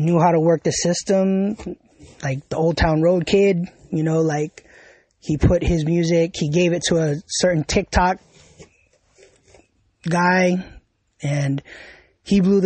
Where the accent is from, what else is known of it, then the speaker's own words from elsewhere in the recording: New York, United States; I'm from New York. I've always lived here.